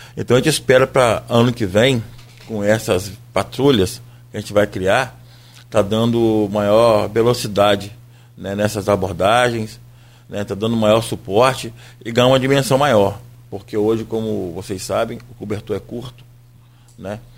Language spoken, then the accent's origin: Portuguese; Brazil; nós que, que somos brasileiros